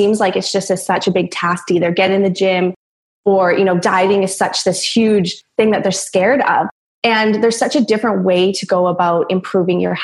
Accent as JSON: {"language": "English", "area": "Vancouver Island", "region": "British Columbia", "country": "Canada", "moved": "as an adult", "lives_now": "Australia", "said": "I was living in Vancouver, Canada for about 10 years, but I'm originally from Vancouver Island. And I moved to Australia about 8 months now"}